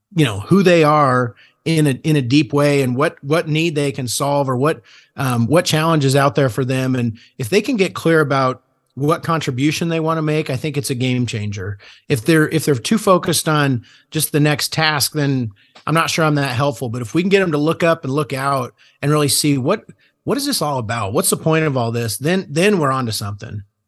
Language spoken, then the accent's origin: English; Julian, Nebraska, United States; it all started on a, on a pig farm outside of Julian, Nebraska.